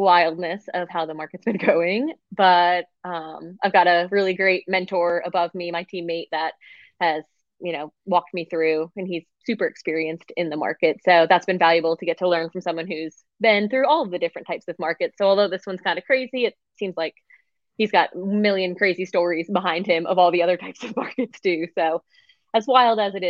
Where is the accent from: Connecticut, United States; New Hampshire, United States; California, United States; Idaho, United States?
Connecticut, United States; moved away as an adult; now in Hampton Roads, United States; I'm from Connecticut originally, in the northwest corner.